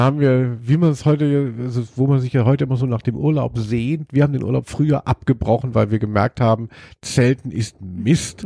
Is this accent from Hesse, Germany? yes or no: yes; Hesse, Germany; eigentlich komme ich ja aus Hessen und, ähm, aus dem Bereich Musik